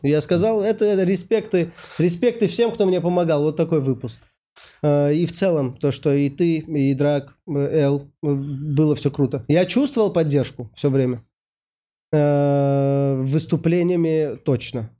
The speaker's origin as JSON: {"language": "Russian", "region": "Saint Petersburg", "country": "Russia", "said": "я, значит, из Питера"}